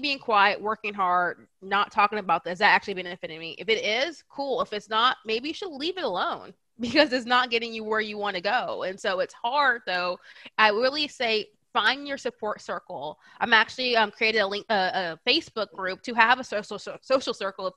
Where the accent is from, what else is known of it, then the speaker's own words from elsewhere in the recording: Bay Area, California, United States; also born or lived in Atlanta; I'm from California. I'm from the Bay Area